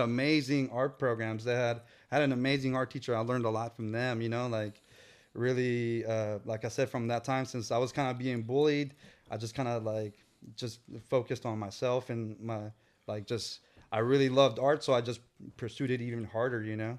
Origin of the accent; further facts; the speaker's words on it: San Francisco, California, United States; I was born in San Francisco. So, uh, and we lived in the Tenderloin.